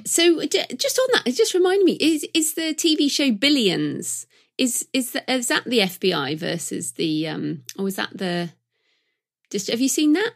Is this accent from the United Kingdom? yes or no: yes; United Kingdom; I'm British